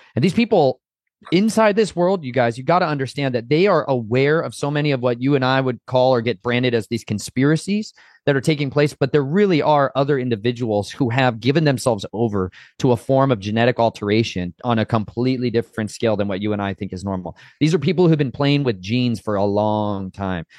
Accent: Arizona, United States; I grew up down in Arizona

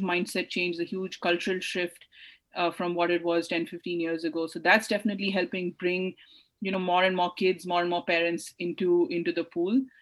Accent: India; I grew up in India

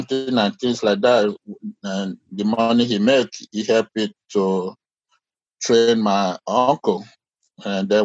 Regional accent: Nigeria; now in United States; I grew up in Nigeria

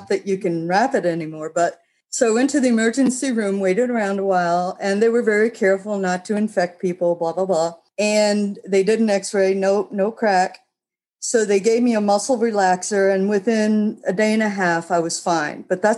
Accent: New York, United States; now in Greeneville, United States; I'm still a New Yorker when it comes to security.

